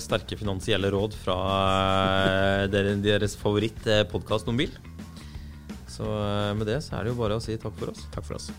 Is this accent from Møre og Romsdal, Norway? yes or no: no; Arendal, Agder, Norway; jeg er fra Arendal